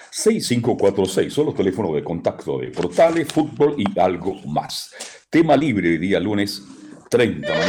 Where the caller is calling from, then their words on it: Loncura, Valparaíso, Chile; Soy … acá de Loncura, don ….